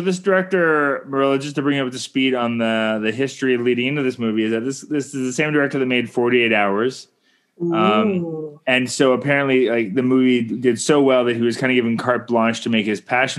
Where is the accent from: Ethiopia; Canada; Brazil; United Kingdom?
Canada